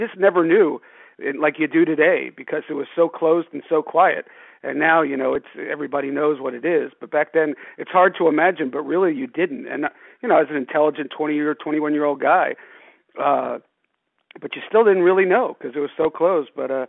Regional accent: South Florida, United States; I was a huge wrestling fan growing up in South Florida

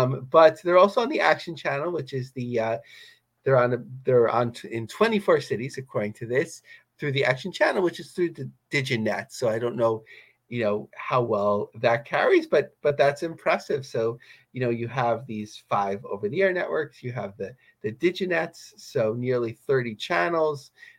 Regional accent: New York, United States; as a New Yorker

